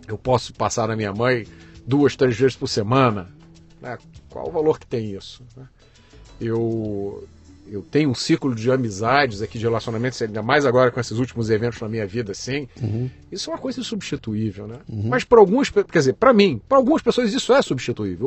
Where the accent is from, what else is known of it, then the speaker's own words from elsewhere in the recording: Rio de Janeiro, Brazil; also born or lived in Belém, Pará / Salvador, Bahia; Eu nasci em Belém do Pará. Eu é, morei lá até os dois anos, depois fui morar em Salvador e em 73 eu fui para o Rio de Janeiro.